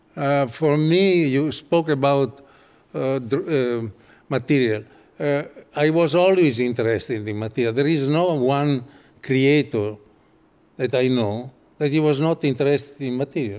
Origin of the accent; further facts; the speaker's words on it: Italy; English is a second language; I come from Italy